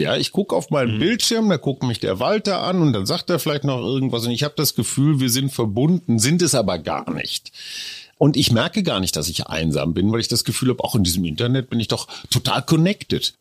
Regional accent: North Rhine-Westphalia, Germany; Bei uns Westfalen

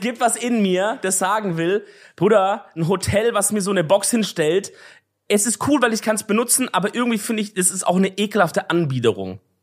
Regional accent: Swabia, Baden-Württemberg, Germany; als Schwabe

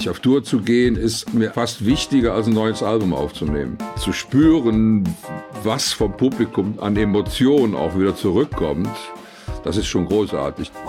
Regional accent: Cologne, North Rhine-Westphalia, Germany; bin ja im sechsten Jahr nach dem Krieg geboren und äh, da war Köln noch wirklich sehr, sehr zerbombt. Ich bin also in den Trümmern aufgewachsen. Wir haben in Trümmern gespielt.

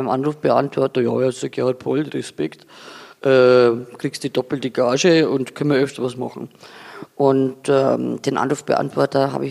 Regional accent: Sulzburg, Bavaria, Germany; aber ich komme aus der Oberpfalz, aus einem Dorf, das heißt Sulzburg. Ganz ehrlich, das ist auch nicht das Zentrum.

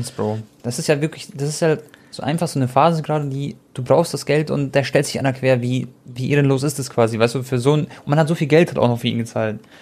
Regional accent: Croatia; ich bin Kroate

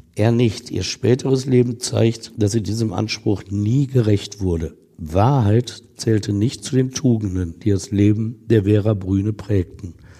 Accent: Essen, North Rhine-Westphalia, Germany; aus meiner Heimatstadt Essen

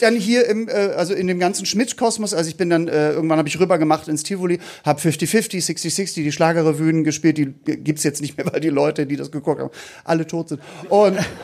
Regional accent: Hamburg, Germany; wir kommen nicht aus dem Osten, ich muss dazu sagen, wir kommen ja aus Hamburg.

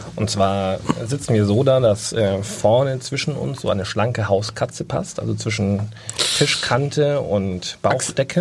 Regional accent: Bavaria, Germany; bei uns in Bayern

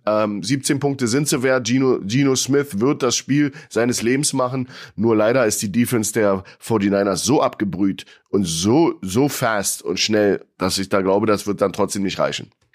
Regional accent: Germany; als Deutscher

